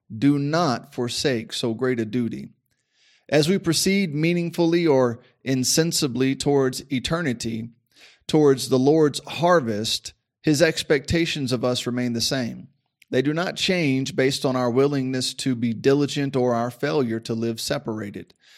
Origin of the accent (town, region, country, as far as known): United States